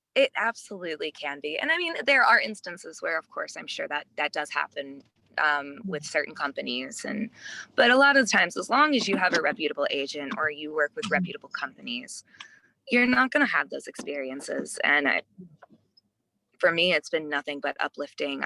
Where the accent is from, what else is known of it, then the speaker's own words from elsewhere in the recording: Midwest, United States; I grew up in the Midwest where attitude is very, very different.